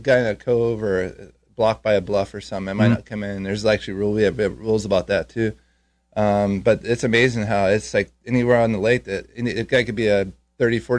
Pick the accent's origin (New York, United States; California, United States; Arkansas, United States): California, United States; I grew up in California